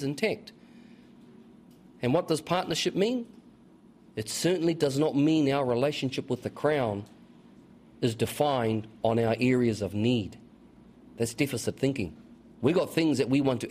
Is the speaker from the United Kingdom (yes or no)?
no; New Zealand; also born or lived in Auckland; I was from Tuhoe